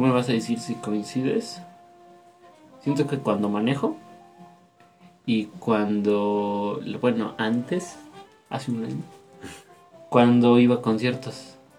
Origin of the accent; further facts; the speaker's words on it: State of Mexico, Mexico; Somos del Estado de México